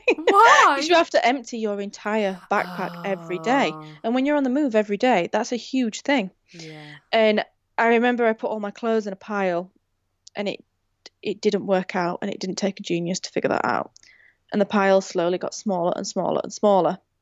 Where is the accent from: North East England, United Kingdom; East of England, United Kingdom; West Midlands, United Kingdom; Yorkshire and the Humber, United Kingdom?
Yorkshire and the Humber, United Kingdom; Rotherham; I'm from Rotherham